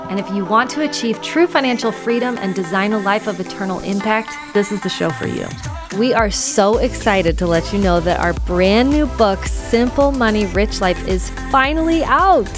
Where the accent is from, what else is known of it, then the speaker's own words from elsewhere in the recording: St. Louis, Missouri, United States; growing up in Saint Louis, we have a wonderful botanical gardens